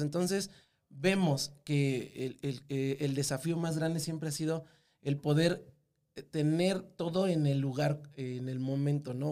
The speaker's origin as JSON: {"language": "Spanish", "region": "Mexico City", "country": "Mexico", "said": "yo soy totalmente del meridito Distrito Federal, así, Ciudad de México"}